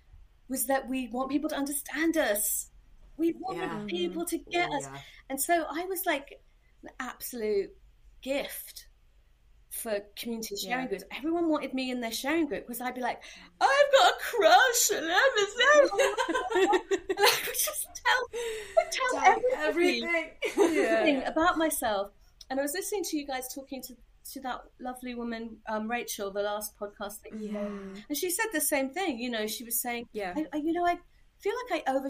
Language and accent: English; London, United Kingdom; moved away as an adult; now in Cheltenham, United Kingdom; I grew up in London, and a lot of my family still live there.